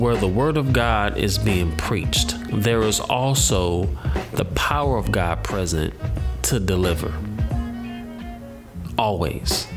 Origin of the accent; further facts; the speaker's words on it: St. Louis, Missouri, United States; I'm from St. Louis